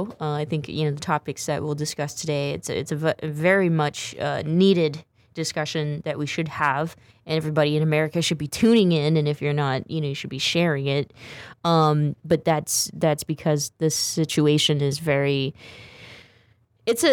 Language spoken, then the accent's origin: English; Stockton, California, United States; I'm from Stockton, California, so I know the Central Valley culture pretty well.